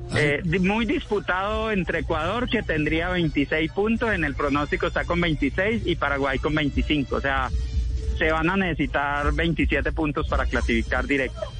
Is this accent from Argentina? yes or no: no; Caicedonia, Valle del Cauca, Colombia; moved away; Estoy en Caicedonia Valle, estoy en mi tierra